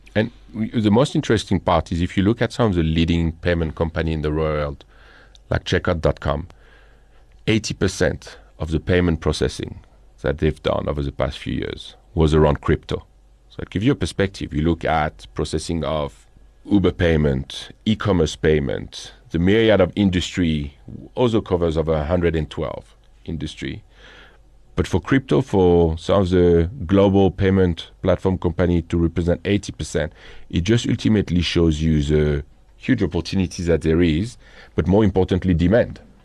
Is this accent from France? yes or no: yes; Boulogne-sur-Mer, Hauts-de-France, France; accent: French; English is a second language; moved away as an adult; now in South Africa; I'm originally from the north of France, which is a kind of an interesting story. I don't know if you're familiar with a city called Boulogne-sur-Mer.